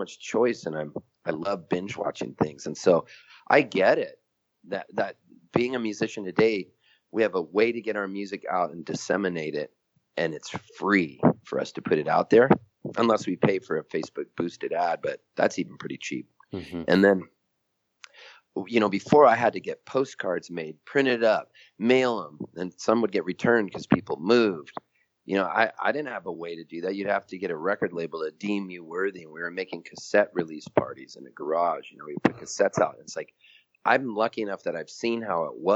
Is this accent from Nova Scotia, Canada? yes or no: yes; Halifax, Nova Scotia, Canada; also born or lived in San Diego; now in Nashville, United States; where I was born in Halifax, Nova Scotia